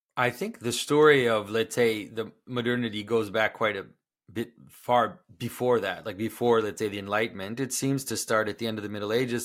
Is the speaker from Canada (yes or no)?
yes; Canada; first language French; English is a second language; I am from Canada. I'm from French-speaking Canada. French is actually my first language